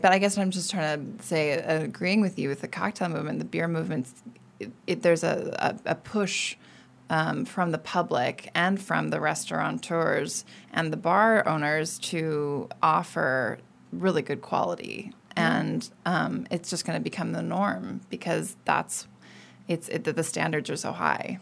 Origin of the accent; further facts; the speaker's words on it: United States; moved away as an adult; now in Paris, France; as an American